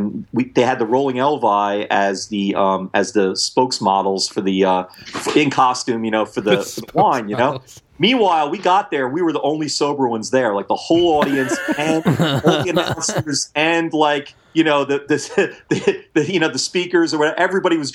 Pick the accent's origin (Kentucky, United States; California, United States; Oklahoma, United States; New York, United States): New York, United States; New York City; moved away as an adult; now in New Orleans, United States; I grew up in New York City and then the burbs, never lived anywhere else